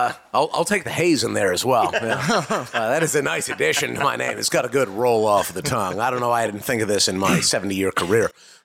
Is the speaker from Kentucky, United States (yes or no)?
no; San Francisco, California, United States; I'm actually from San Francisco, so that's not relevant for me.